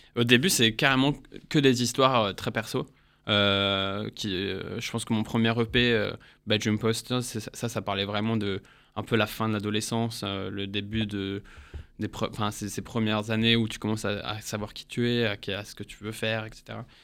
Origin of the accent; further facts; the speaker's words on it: England, United Kingdom; moved away as an adult; now in France; je suis né en Angleterre. ça fait 10 ans que je suis là, je suis venu pour les études.